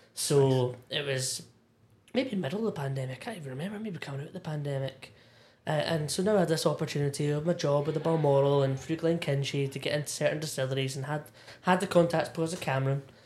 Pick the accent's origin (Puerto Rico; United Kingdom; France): United Kingdom; Irvine, Scotland; also born or lived in East Linton; being from from Irvine, born born and raised in Irvine, North Ayrshire